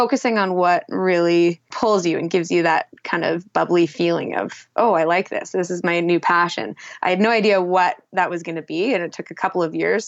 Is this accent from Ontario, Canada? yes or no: no; Whistler, British Columbia, Canada; I grew up in Whistler and was on skis at the age of 2.